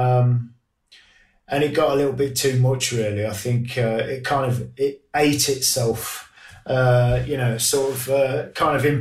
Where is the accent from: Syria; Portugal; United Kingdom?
United Kingdom; Grantham, East Midlands; my hometown of Grantham